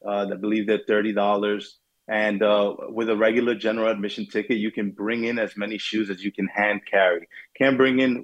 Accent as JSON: {"language": "English", "region": "New York", "country": "United States", "tie": "born or raised there", "said": "I grew up in New York, in Brooklyn and Queens"}